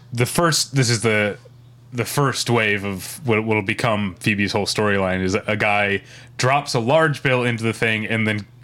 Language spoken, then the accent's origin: English; St. Louis, Missouri, United States; My hometown of St. Louis...